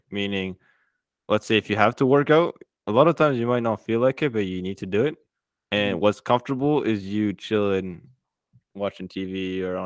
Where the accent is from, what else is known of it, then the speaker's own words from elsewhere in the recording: France; also born or lived in Central Africa; now in Canada; I'm originally from France, but I live in Canada right now.